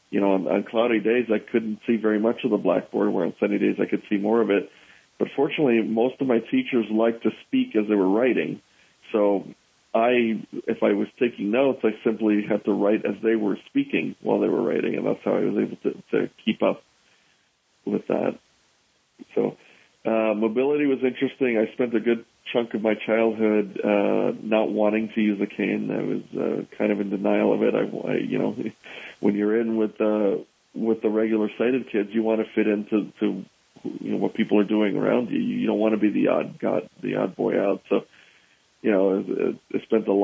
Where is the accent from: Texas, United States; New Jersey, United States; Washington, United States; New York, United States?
New York, United States; New York City; I grew up in New York City, so that was a tough and interesting place to grow up